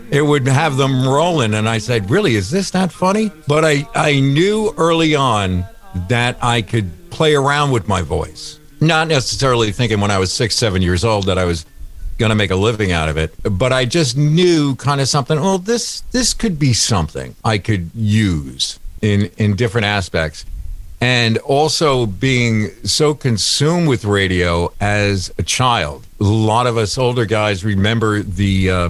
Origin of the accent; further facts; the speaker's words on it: New Jersey, United States; also born or lived in Houston, United States; Yo, actually, we're from New Jersey now.